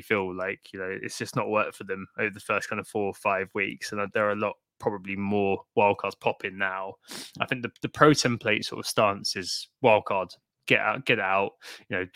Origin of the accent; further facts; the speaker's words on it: Brentford, London, United Kingdom; A Freudian shout out for my hometown there